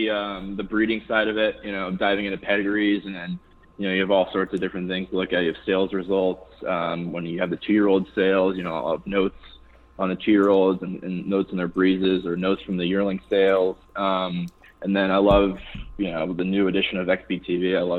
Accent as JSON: {"language": "English", "region": "Massachusetts", "country": "United States", "tie": "born or raised there", "said": "No, so that was Western Massachusetts"}